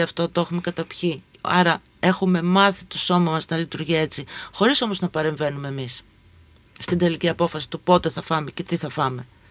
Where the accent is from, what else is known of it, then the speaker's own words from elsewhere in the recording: Volos, Thessaly, Greece; moved away; also born or lived in Athens; Εγώ μεγάλωσα αντίστοιχα στο Βόλο